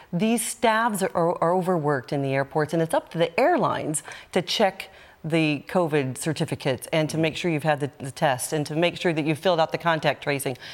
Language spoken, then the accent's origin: English; United States; now in Ireland; as an American